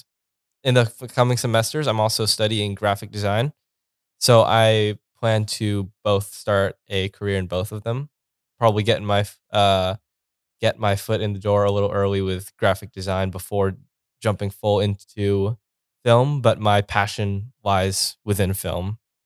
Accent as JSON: {"language": "English", "town": "Las Vegas", "region": "Nevada", "country": "United States", "said": "I'm from Vegas."}